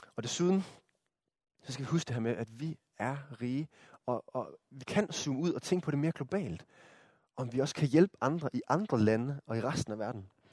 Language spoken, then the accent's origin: Danish; Denmark; som danskere